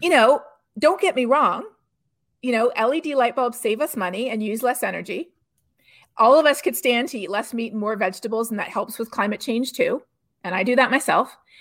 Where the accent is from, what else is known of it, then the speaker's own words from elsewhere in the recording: Canada; now in Texas, United States; I'm not from Texas, I'm actually Canadian originally